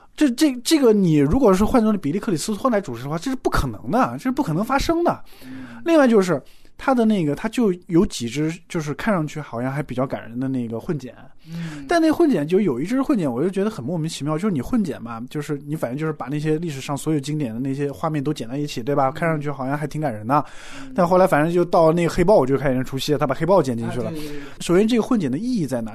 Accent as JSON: {"language": "Chinese", "country": "China", "said": "那我们中国人的传统，你九十大寿"}